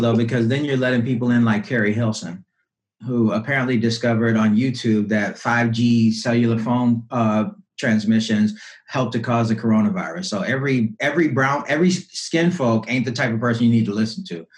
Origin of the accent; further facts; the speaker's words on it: Louisiana, United States; I was raised in Louisiana